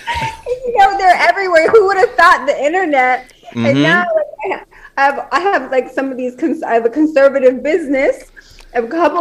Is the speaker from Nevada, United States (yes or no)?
yes; Las Vegas, Nevada, United States; I was born and raised in Las Vegas